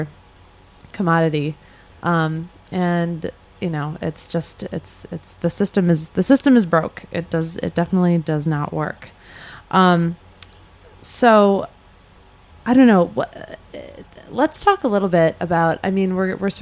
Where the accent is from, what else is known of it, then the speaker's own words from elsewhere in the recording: Chicago, Illinois, United States; I grew up in Chicago where the Board of Trade is